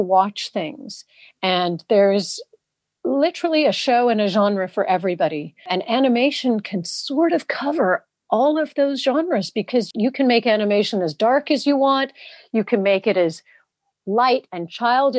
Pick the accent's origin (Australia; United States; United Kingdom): United Kingdom; England; I am indeed half British. I was brought up here in England.